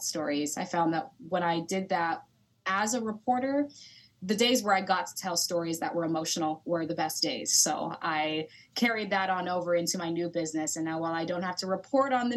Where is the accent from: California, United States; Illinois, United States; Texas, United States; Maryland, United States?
California, United States; Sacramento; moved away as an adult; also born or lived in Los Angeles, California / Sioux City, Iowa; I am originally from Sacramento, California. I grew up there